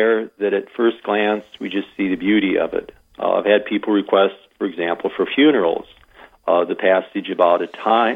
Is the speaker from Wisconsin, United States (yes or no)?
no; Iowa, United States; moved away as an adult; now in Wagner, United States; I'm an import from Iowa.